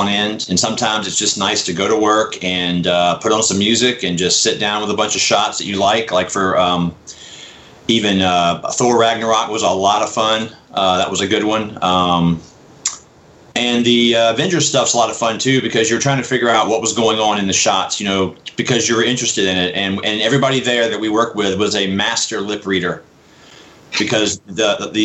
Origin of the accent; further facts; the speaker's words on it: Biloxi, Mississippi, United States; being from Biloxi